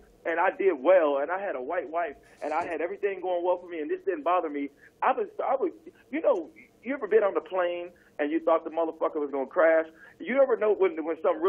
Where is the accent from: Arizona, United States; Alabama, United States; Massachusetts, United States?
Alabama, United States; Mobile; also born or lived in Detroit, Michigan; now in Los Angeles, United States; I'm originally from Mobile, Alabama, but I came to L.A. from Detroit.